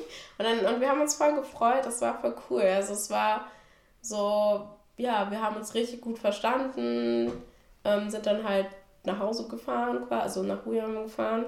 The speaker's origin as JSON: {"language": "German", "region": "Berlin", "country": "Germany", "tie": "born or raised there", "also_born_or_lived": "Gambia", "moved": "yes", "lives_now": "Hannover, Germany", "said": "wir sind jetzt halt am Rand von Berlin aufgewachsen"}